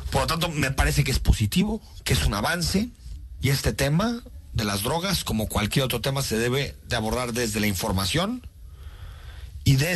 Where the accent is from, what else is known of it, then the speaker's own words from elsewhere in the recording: Mexico; cuando viajamos por el mundo, una de las primeras cosas que nos reconocen como mexicanos es precisamente este ícono de nuestra cultura.